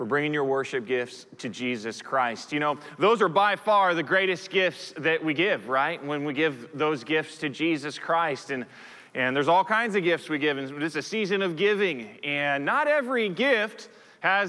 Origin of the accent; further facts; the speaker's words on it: United States; I'm a citizen of the United States of America simply because I was born in the United States of America